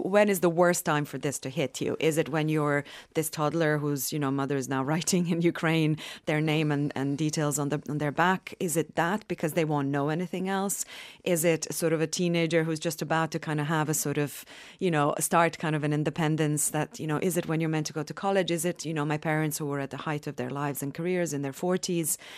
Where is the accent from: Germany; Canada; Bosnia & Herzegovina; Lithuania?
Bosnia & Herzegovina; Sarajevo; I'm from Sarajevo, from Bosnia